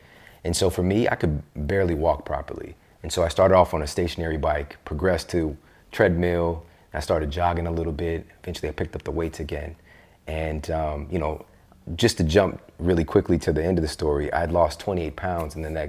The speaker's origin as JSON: {"language": "English", "region": "Midwest", "country": "United States", "said": "Yeah, especially I'm from the Midwest."}